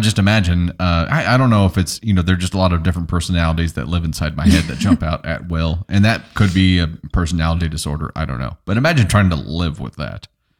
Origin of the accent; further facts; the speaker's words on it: Joplin, Missouri, United States; nah, I'm from here. Or they'd be like, so where are you from? And I'd be like, oh yeah, I'm from Joplin, born and raised.